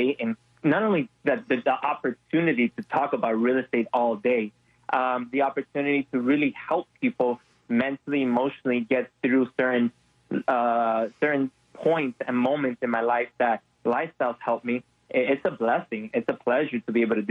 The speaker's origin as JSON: {"language": "English", "town": "Miami", "region": "Florida", "country": "United States", "moved": "yes", "said": "I'm from Miami"}